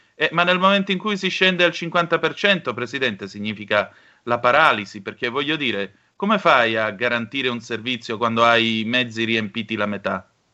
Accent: Calabria, Italy; sono calabrese

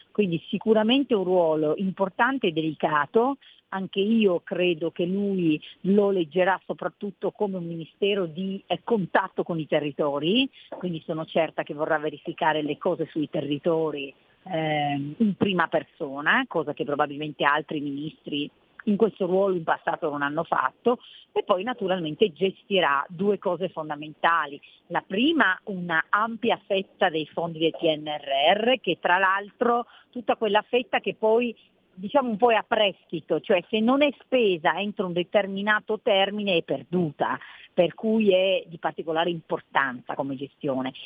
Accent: Cuneo, Piedmont, Italy; moved away as an adult; also born or lived in Lombardy; sono piemontese nata a Cuneo. Sono eh. arrivata in Lombardia a 18 anni quindi mi sento abbastanza lombarda

